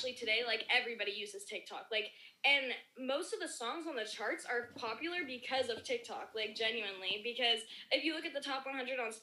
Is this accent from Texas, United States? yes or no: yes; Dallas, Texas, United States; I grew up in Dallas, Texas